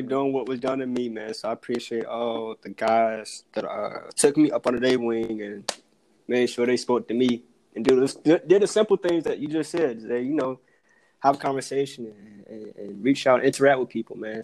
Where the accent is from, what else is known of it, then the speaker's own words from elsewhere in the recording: Virginia, United States; moved away as an adult; also born or lived in North Carolina; now in Atlanta, United States; born and raised in Virginia went to school in North Carolina.